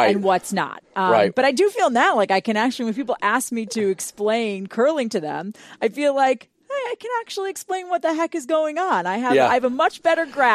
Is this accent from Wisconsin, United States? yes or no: yes; Wisconsin, United States; now in Boston, United States; I live in Boston now, but I'm from Wisconsin originally.